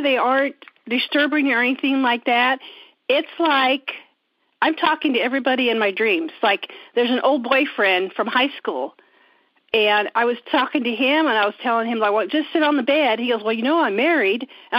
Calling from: Indiana, United States; I'm calling from Indiana.

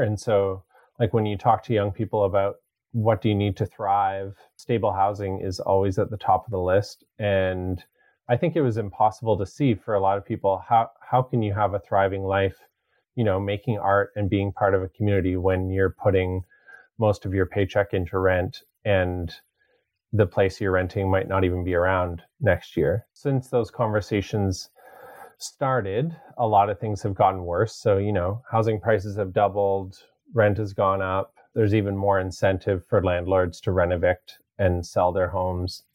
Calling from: Denman Island, British Columbia, Canada; also born or lived in Victoria, British Columbia; I'm calling today from Comox, Pentlatch, and um, Qualicum lands, and that's Sladaich or Denman Island. And I've lived here for a couple of years now, and before then, I lived on Lekwungen territory uh, in Victoria for about a decade

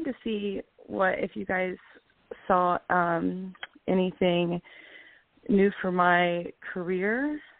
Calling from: Florida, United States; um, and I'm calling from Florida.

